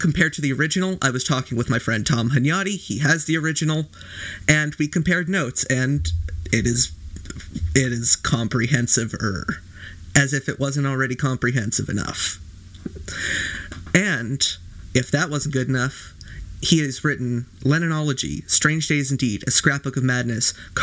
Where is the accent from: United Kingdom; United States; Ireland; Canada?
Canada; as a Canadian